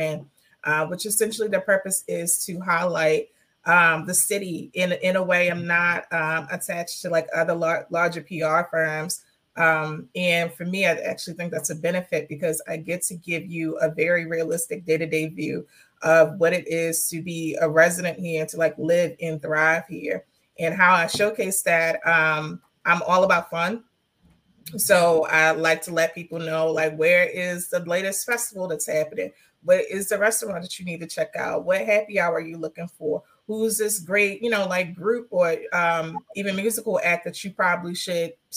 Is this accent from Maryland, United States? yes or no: yes; Baltimore, Maryland, United States; West Baltimore, Park Heights, born and raised, currently live